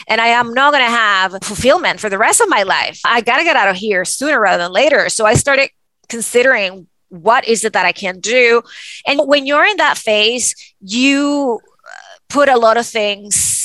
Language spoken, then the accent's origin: English; Venezuela; moved away; me growing up in Venezuela